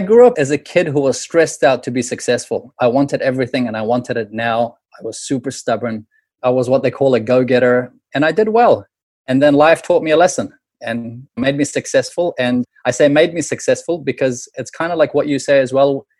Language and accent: English; New Zealand; moved away; growing up in New Zealand